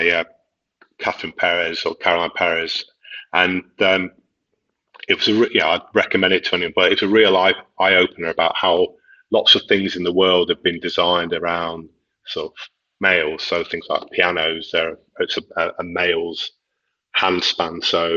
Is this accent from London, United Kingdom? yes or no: no; near Liverpool, North West England, United Kingdom; moved away; I grew up near Liverpool, so I'm a Liverpool fan